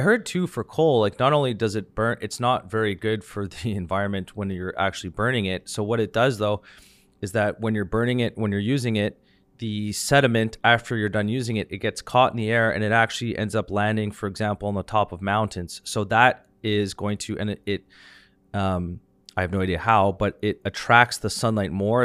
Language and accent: English; Canada